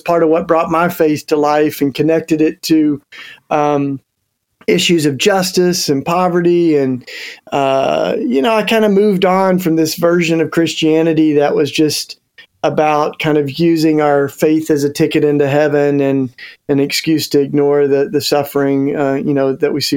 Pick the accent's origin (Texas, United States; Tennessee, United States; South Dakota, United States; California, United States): Tennessee, United States; East; accent: Southern twang; moved away; I'm a Tennessee boy, and even though I've been out of there for a couple of decades, I still got my Southern twang. I grew up in East Tennessee.